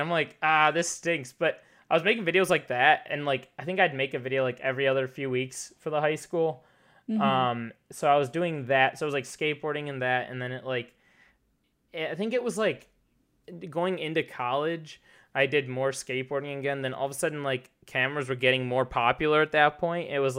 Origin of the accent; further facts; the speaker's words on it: Detroit, Michigan, United States; born there; also born or lived in China / Texas / St. Louis; I've lived, like, all over the place. I was born in Detroit. My family and I lived in China for 3 years.